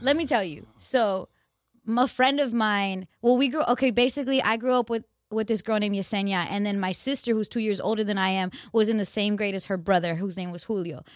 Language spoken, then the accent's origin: English; Glendale, California, United States; in L A, in my, where I grew up in Glendale